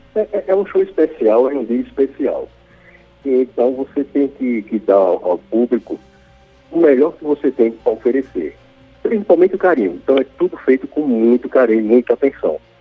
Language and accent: Portuguese; Caruaru, Pernambuco, Brazil; como bom nordestino, como bom taguaroense